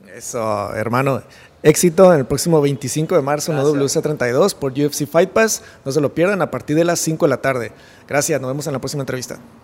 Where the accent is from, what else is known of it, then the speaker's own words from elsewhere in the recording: Mexico; aquí en México eh, somos un país, creo yo, muy noble